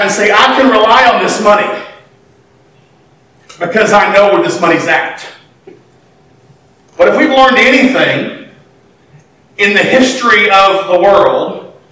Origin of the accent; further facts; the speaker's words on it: United States; being an American